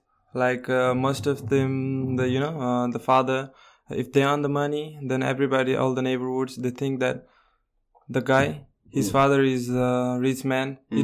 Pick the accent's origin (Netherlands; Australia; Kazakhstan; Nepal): Nepal; Kathmandu, Bagmati; Yeah, Kathmandu.